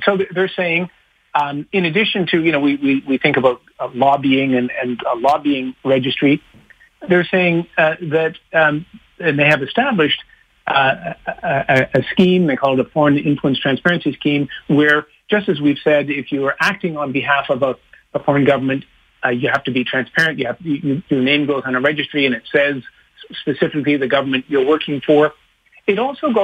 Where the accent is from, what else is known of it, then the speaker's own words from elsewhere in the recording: Canada; We're a wealthy country, we're a stable country, we're influential, we're an ally of the United States